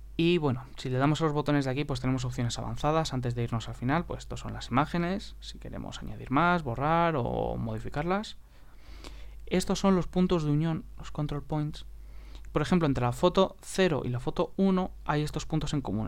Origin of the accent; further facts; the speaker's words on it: Spain; español de Europa